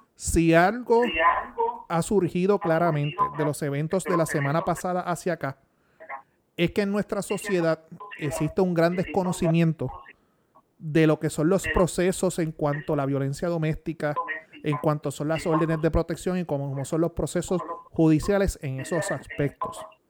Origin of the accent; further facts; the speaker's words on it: Puerto Rico; mi deber como buen puertorriqueño